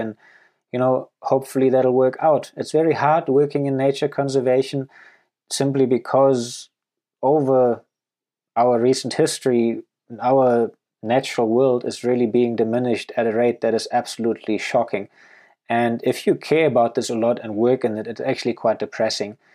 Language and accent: English; Germany; moved away as an adult; also born or lived in Namibia / Canada; now in Botswana; I grew up and went to school in Germany